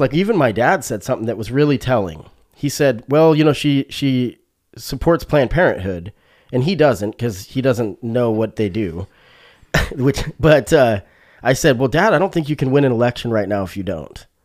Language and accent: English; Springfield, Oregon, United States; this is my hometown, you know, it's, it's Springfield, Oregon. So I've lived in Springfield, Oregon. I moved here when I was eleven